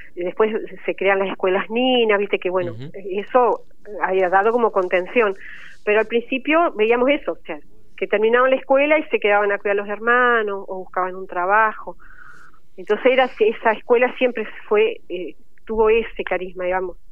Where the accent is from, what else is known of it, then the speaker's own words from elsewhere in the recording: Goya, Corrientes, Argentina; moved away as an adult; now in Paraná, Argentina; yo soy correntina y bueno, vine a estudiar acá bibliotecología